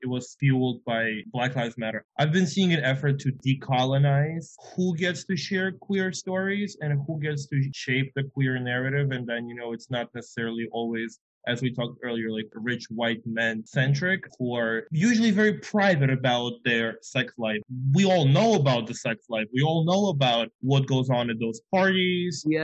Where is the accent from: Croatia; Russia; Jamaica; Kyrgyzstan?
Russia; Moscow; now in New York, United States; I am from Moscow, even though it's a big town. It's in Russia